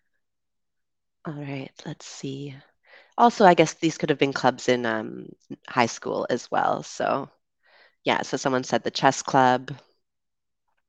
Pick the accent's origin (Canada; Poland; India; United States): Canada; also born or lived in United Kingdom; now in Dominican Republic; I'm from Canada, but I also lived in the UK